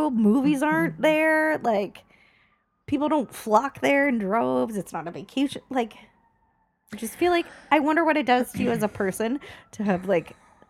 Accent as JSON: {"language": "English", "town": "Los Angeles", "region": "California", "country": "United States", "said": "we're both from Los Angeles."}